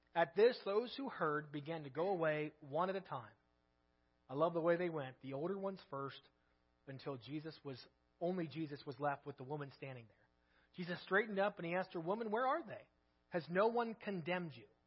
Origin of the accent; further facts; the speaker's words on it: United States; we're American